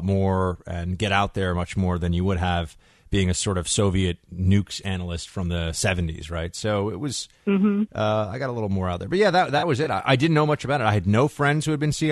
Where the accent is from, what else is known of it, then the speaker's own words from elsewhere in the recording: New York, United States; I'm a New Yorker.